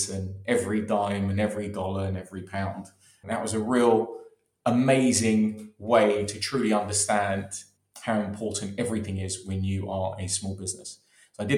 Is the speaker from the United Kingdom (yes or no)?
yes; London, United Kingdom; born and raised in London in Maida Vale, borders of Kilburn